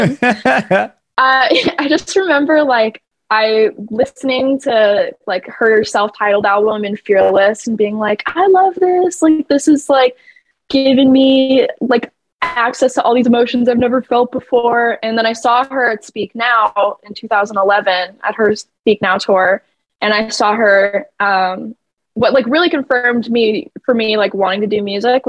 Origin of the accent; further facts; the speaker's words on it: Batavia, Illinois, United States; moved away as an adult; also born or lived in Indianapolis, Indiana; now in Los Angeles, United States; I was born in Indianapolis, but I grew up in the Chicagoland area.